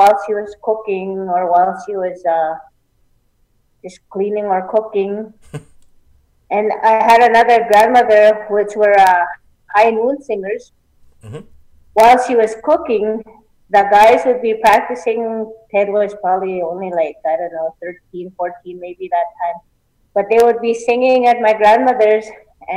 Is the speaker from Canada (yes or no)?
yes; Little Pine, Saskatchewan, Canada; now in Onion Lake, Canada; I grew up in Little Pine, Saskatchewan.